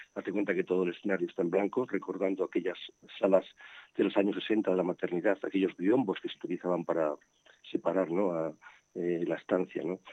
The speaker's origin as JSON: {"language": "Spanish", "town": "Burgos", "region": "Castile and León", "country": "Spain", "said": "yo soy de Burgos y la compañía es de Burgos"}